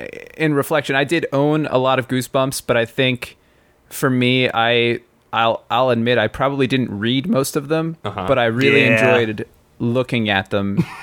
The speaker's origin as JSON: {"language": "English", "town": "Philadelphia", "region": "Pennsylvania", "country": "United States", "said": "I'm a Philadelphian"}